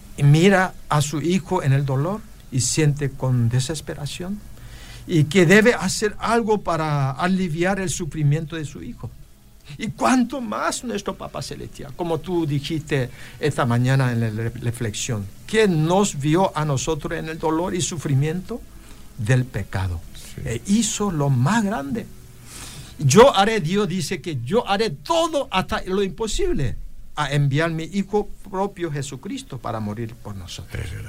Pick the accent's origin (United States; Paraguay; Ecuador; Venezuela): Paraguay; somos paraguayos